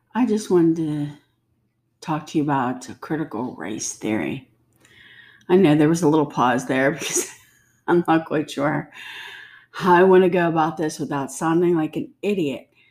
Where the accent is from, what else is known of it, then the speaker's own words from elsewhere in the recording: United States; I don't say I'm German, Scottish, English American. I say I'm American.